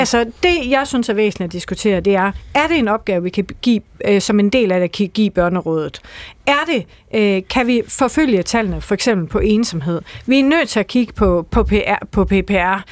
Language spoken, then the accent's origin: Danish; Denmark; accent: Jutlandic; also born or lived in Aarhus; jeg er fra Jylland